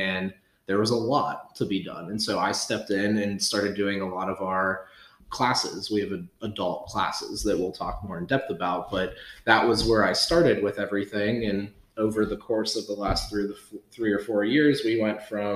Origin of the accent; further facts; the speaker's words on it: Pittsburgh region, Pennsylvania, United States; after I graduated from college, moved back to the Pittsburgh region